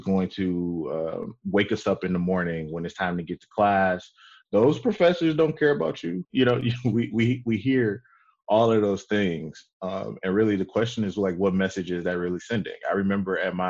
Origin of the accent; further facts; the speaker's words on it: Detroit, Michigan, United States; I'm from Detroit. I grew up, you know, I'm a graduate of Detroit Public Schools.